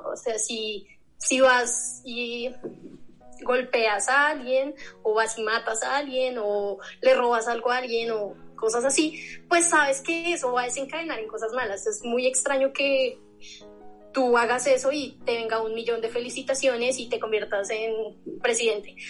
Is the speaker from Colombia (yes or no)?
yes; Bogotá, Colombia; yo nací aquí en Bogotá